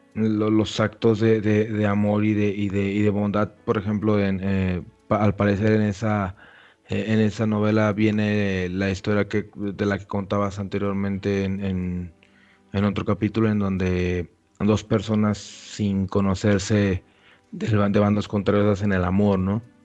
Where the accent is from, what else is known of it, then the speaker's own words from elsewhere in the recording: Mexico; como un mexicano villano, o sea, pues de villa, pueblerino, creció en un, en, un, en un pueblo chiquito